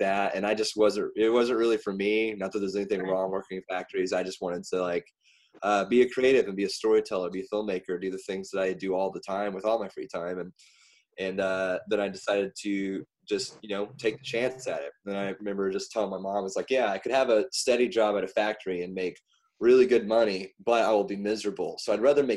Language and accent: English; the South, United States; growing up in the South